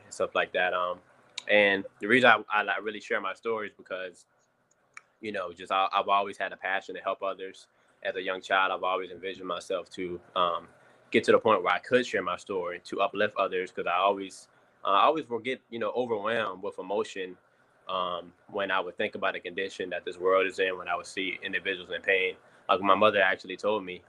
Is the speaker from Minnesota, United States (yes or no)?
no; Washington, District of Columbia, United States; I was born in Washington, D.C., 1993, July 8th, 1993.